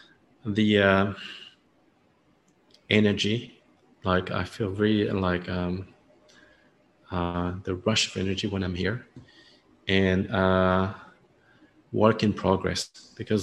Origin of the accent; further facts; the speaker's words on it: France; accent: French; now in Ho Chi Minh City, Vietnam; my French accent